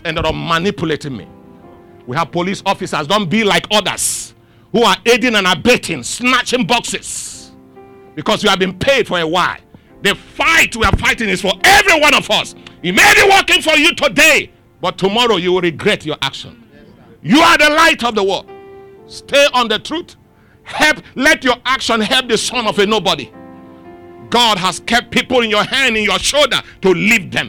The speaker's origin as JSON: {"language": "English", "country": "Nigeria", "said": "Three of us were Nigerians."}